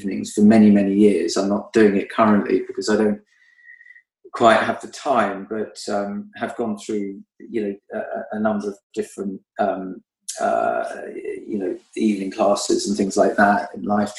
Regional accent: London, United Kingdom; growing up in Northwest London, I was on my bike the whole time

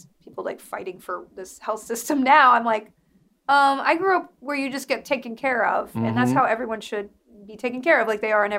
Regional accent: Alabama, United States; also born or lived in Mississippi / Texas / Kentucky / Virginia; How well, I grew up in Alabama, Mississippi, and other places.

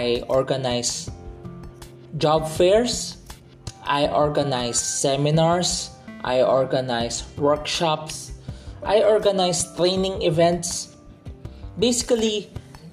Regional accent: Philippines; my home country, Philippines

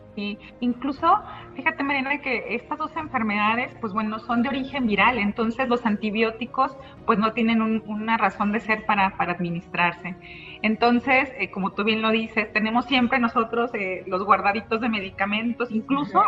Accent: Mexico; por nuestra dieta como mexicanos

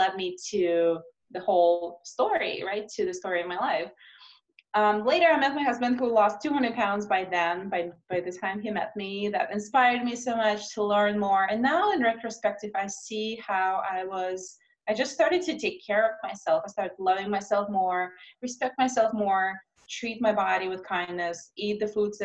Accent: Russia; moved away as an adult; also born or lived in Moscow; now in United States; I grew up in Russia where we struggled to put enough food on the table.

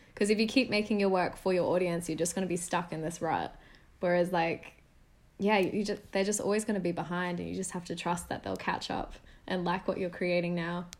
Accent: Sydney, New South Wales, Australia; moved away as an adult; stay another year at university in Sydney, which was a big thing for me. Um, staying at uni meant staying in my hometown

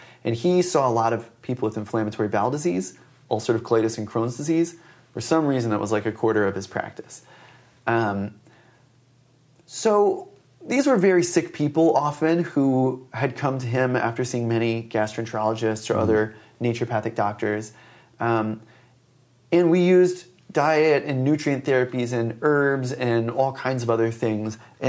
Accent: Willow Grove, Pennsylvania, United States; I grew up outside of Philadelphia.

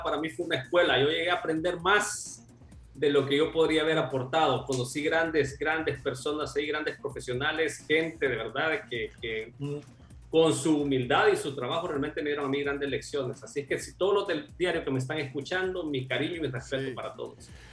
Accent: El Salvador; moved away as an adult; now in Sweden; nosotros como latinos, donde venimos del Salvador

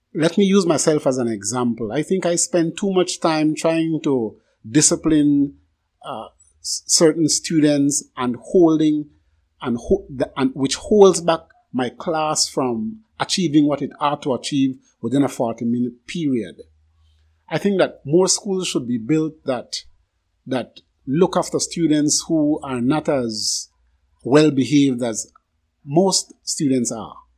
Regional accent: Barranco, Toledo District, Belize; moved away; I was born in Barranco Village, and I visited almost every year

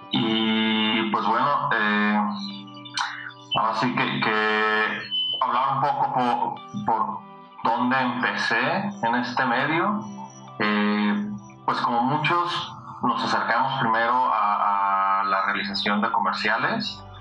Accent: Guadalajara, Jalisco, Mexico; soy originario acá de Guadalajara

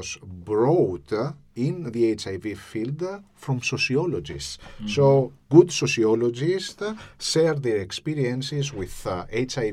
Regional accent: Greece; now in Cyprus; I'm not from Cyprus, I am from Greece

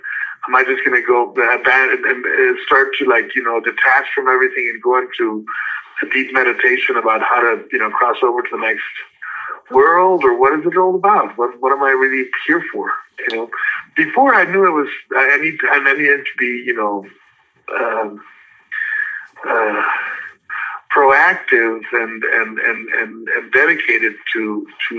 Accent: Los Angeles, California, United States; also born or lived in the Carolinas; when I was growing up in Hollywood

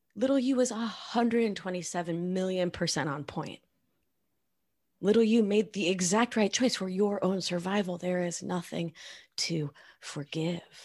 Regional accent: Argentina; English is a second language; I am from Argentina

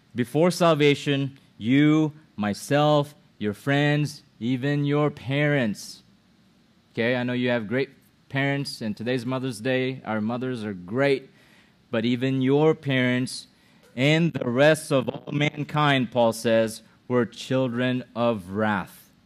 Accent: Philippines; now in United States; my mom is a Filipino. My dad is a Filipino. I was born in the Philippines

